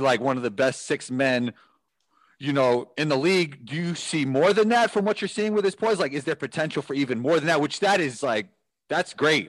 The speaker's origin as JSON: {"language": "English", "region": "New York", "country": "United States", "said": "I'm from New York"}